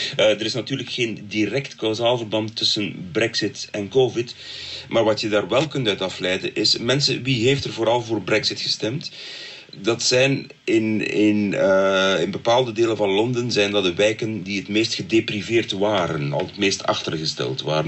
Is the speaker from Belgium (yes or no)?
yes; Belgium; bij ons in Brussel en Molenbeek